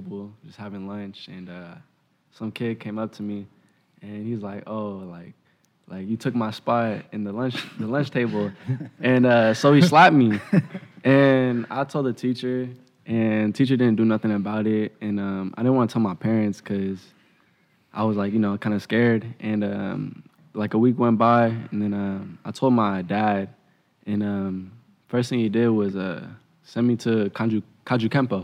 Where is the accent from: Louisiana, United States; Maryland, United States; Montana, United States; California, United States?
California, United States; Antioch; born or raised there; also born or lived in San Jose, California